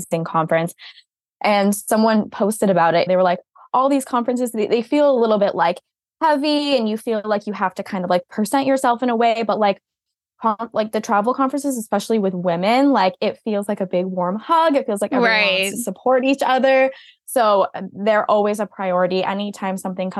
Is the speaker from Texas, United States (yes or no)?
no; Massachusetts, United States; moved away as an adult; I grew up in Massachusetts, born and raised